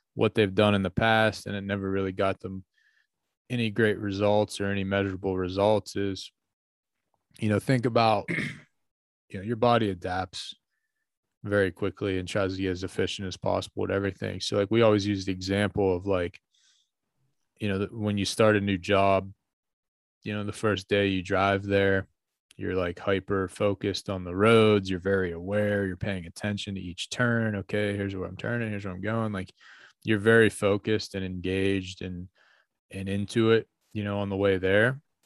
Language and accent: English; North Huntington, Pennsylvania, United States; where I grew up in North Huntington